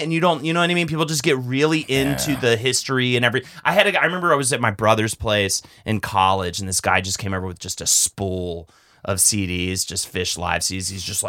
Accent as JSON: {"language": "English", "town": "Charlotte", "region": "North Carolina", "country": "United States", "also_born_or_lived": "Florida", "said": "I'm from Charlotte, North Carolina, but my mother was from Florida. I went to Florida State University, and my wife is from Jacksonville."}